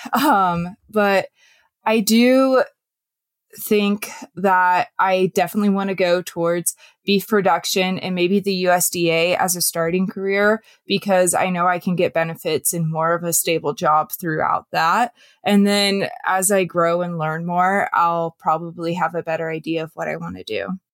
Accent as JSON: {"language": "English", "region": "Western Washington", "country": "United States", "tie": "born or raised there", "said": "I am from Western Washington. I grew up kind of in a suburban area"}